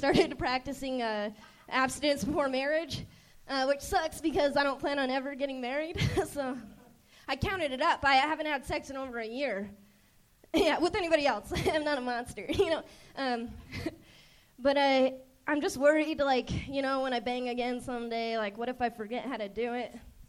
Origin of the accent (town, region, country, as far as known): Arizona, United States